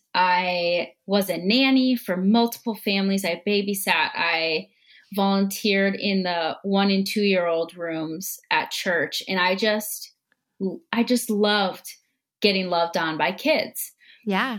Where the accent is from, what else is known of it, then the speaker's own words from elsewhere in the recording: Minneapolis, Minnesota, United States; I'm from Minnesota in the Twin Cities